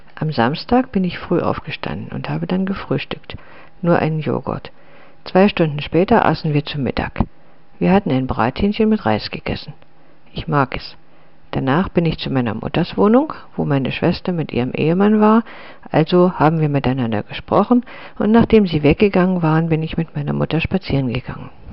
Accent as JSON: {"language": "German", "town": "Litvínov", "region": "Ústí nad Labem Region", "country": "Czechia", "tie": "born or raised there", "moved": "yes", "said": "ist Litwinow meine Heimatstadt"}